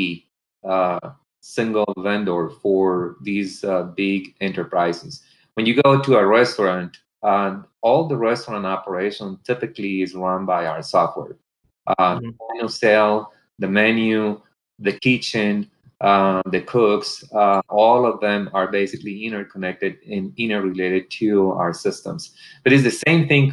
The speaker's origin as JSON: {"language": "English", "country": "Colombia", "tie": "born or raised there", "moved": "yes", "said": "I was born and raised in Colombia, South America"}